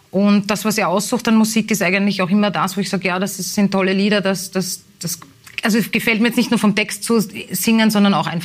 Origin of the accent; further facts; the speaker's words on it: Strebersdorf, Vienna, Austria; ich bin in Strebersdorf aufgewachsen, das zwar auch am Stadtrand liegt, aber es gab dort nicht diese, diese Gemeinschaft, diese Dorfgemeinschaft, die es in Leopoldau auch gibt